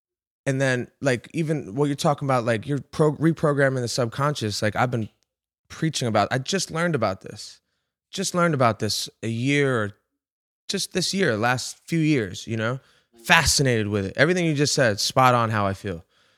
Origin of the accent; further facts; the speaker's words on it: Rhode Island, United States; bro, I'm from Rhode Island. Like, it's the opposite of a baseball powerhouse.